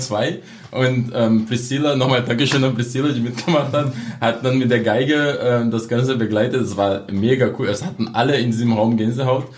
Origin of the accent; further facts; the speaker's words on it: Brazil; German is a second language; moved away as an adult; now in Cottbus, Germany; meine Heimat Brasilien, das bleibt auch. Ich bin ja immer noch Brasilianer